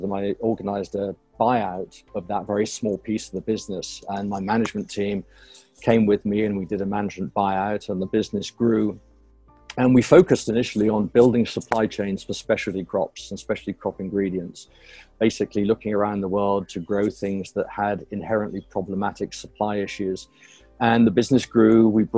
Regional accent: United Kingdom; moved away as an adult; now in North Carolina, United States; I'm a Brit originally, and moved over to the U.S. Nearly 20 years ago

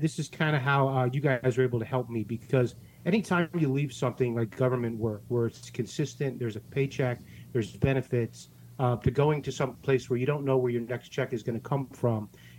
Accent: St. Louis, Missouri, United States; now in Fort Lauderdale, United States; I'm from the Midwest. I'm from St. Louis

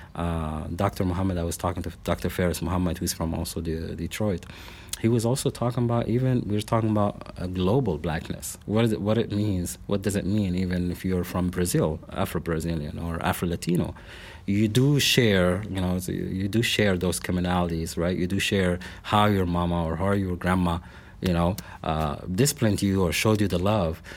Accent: Lebanon; moved away as an adult; also born or lived in Salt Lake City, Utah / Portland / Iowa; now in Springfield, Missouri, United States; I was born and raised in Lebanon. That is the country, not the town nearby here.

